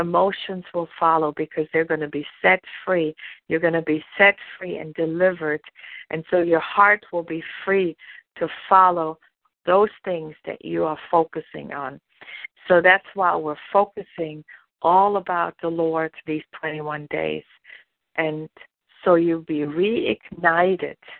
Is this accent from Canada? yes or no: no; Germany; moved away as an adult; now in United States; I was born and raised in Germany, and I didn't come to the United States until I was almost 30 years old.